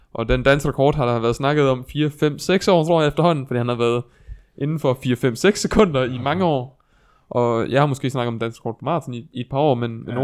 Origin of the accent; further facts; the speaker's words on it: Viborg, Central Denmark Region, Denmark; der, hvor jeg er fra i Viborg